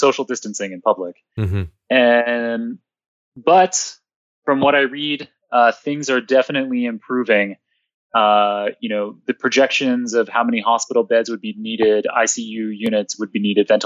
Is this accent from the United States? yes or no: no; Toronto, Ontario, Canada; I grew up in downtown Toronto